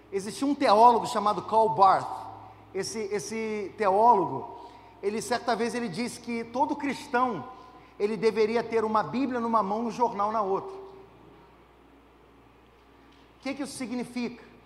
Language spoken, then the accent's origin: Portuguese; Brazil; nós, brasileiros